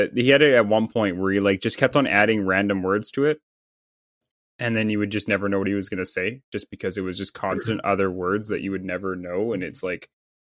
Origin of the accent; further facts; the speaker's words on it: Canada; I'm Canadian